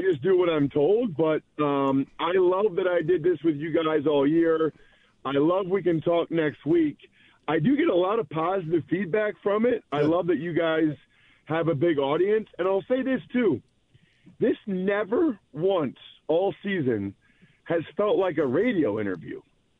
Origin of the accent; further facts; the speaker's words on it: Pennsylvania, United States; I grew up outside of Philadelphia, grew up a big Eagles fan.